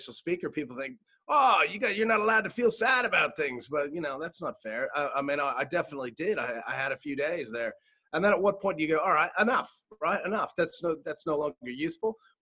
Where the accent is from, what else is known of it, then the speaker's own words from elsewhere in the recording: United States; now in Australia; being American